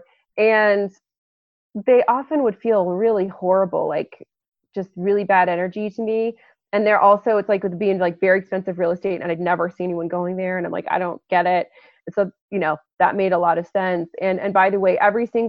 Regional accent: Lafayette, Colorado, United States; my hometown is Lafayette, Colorado, which is a pretty small town just outside of Boulder

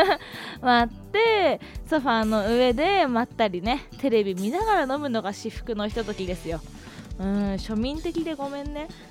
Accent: Hokkaido, Japan; 私の地元北海道

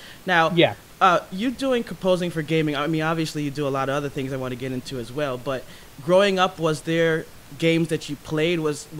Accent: Chicago, Illinois, United States; a Chicago native like myself

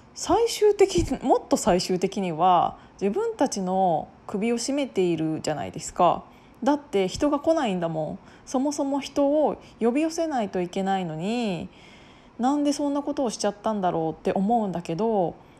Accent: Japan; now in Tokyo, Japan; 私は今東京で住んでいて私の家族は実家にいて地方にいて

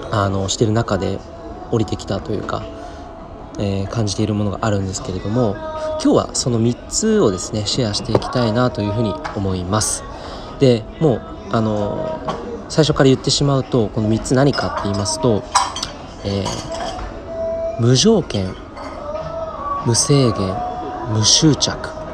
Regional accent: Saitama, Japan; 地元の埼玉新都心駅にあるコクーンっていうね、大きなショッピングセンターがあるんですけど

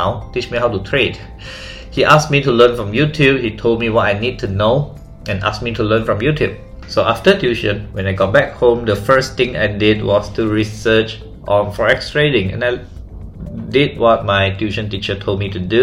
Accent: Malaysia; I am from Malaysia.

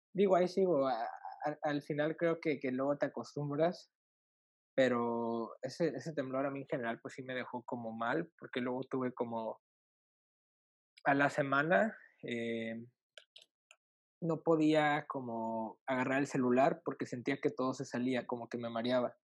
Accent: Reynosa, Tamaulipas, Mexico; moved away as an adult; also born or lived in Mexico City; Yo soy de Reynosa, Tamaulipas.

